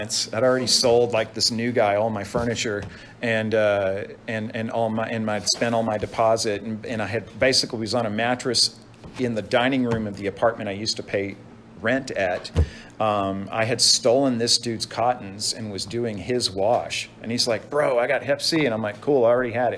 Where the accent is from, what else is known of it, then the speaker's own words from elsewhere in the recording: Dallas, Texas, United States; moved away as an adult; now in Dana Point, United States; growing up in Dallas, Texas